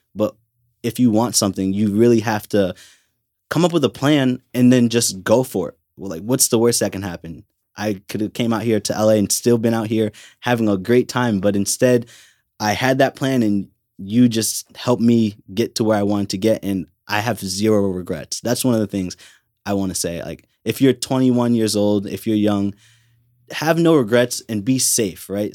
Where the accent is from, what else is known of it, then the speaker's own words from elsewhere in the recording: Milford, Connecticut, United States; I'm from Milford, Connecticut